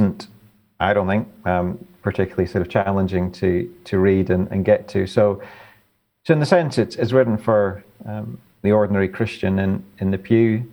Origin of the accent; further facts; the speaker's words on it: the Highlands of Scotland, United Kingdom; I grew up in the Highlands of Scotland